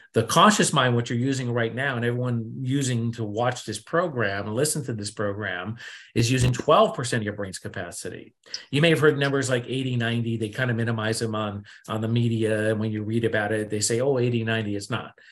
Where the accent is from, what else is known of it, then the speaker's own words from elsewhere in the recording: New England, United States; I come from New England, East Coast, here in America, and I was brought up to be cynic and skeptic